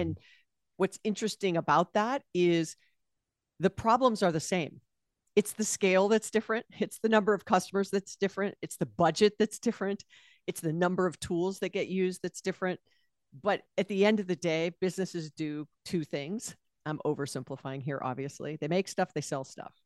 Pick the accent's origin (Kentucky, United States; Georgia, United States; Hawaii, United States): Hawaii, United States; Honolulu; moved away as an adult; also born or lived in California; I was born and raised there